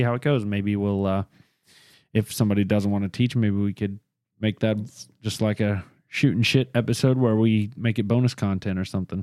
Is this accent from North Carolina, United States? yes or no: yes; near Charlotte, North Carolina, United States; I was born in Charlotte, but I was raised in a little town 20 minutes from here. Never lived anywhere but the state of North Carolina